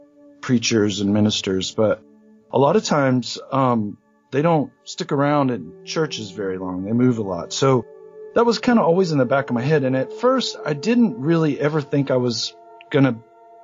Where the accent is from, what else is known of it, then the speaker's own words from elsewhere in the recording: Shreveport, Louisiana, United States; also born or lived in Grant County, Kansas / Oklahoma / Pacific Northwest; I grew up here in Shreveport, Louisiana. I was born in Kansas.